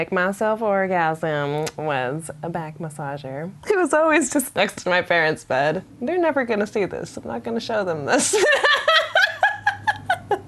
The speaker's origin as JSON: {"language": "English", "town": "Seattle", "region": "Washington", "country": "United States", "tie": "born or raised there", "said": "I grew up in North Seattle, a Lake City neighborhood."}